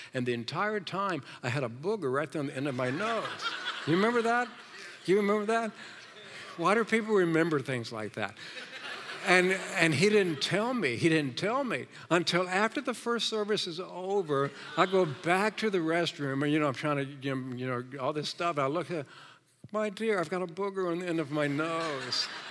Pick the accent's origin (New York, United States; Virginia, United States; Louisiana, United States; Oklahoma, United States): Virginia, United States; moved away; I'm from Virginia